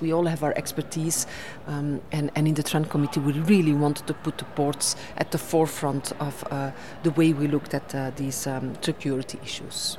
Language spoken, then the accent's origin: English; Belgium; in my home country, Belgium.